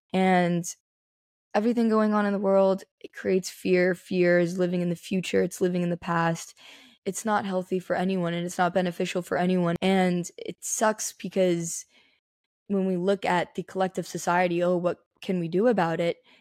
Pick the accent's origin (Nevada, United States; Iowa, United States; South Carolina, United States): Nevada, United States; Las Vegas; Born and raised Las Vegas.